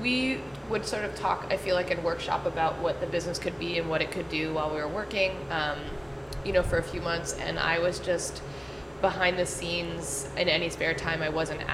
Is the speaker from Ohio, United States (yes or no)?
no; New Jersey, United States; moved away as an adult; also born or lived in California; now in Philadelphia, United States; I was from New Jersey.